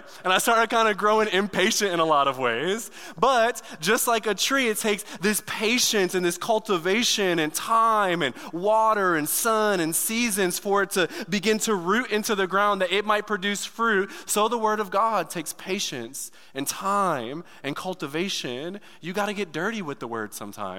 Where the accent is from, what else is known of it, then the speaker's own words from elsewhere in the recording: Detroit, Michigan, United States; moved away; I'm from Detroit. Like the hood